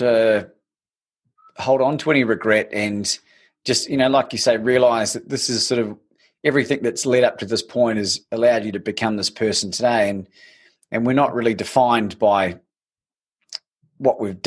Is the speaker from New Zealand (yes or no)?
yes; New Zealand; growing up in New Zealand